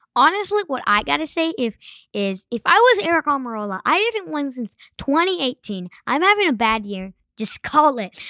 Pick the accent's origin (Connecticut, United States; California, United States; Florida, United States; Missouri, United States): Florida, United States; I'm from Florida